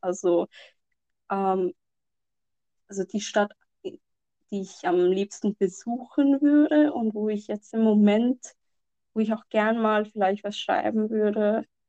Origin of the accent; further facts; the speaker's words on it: Lahore, Punjab, Pakistan; von dem Ort stammt, wo ich herstamme, mhm. also aus Lahore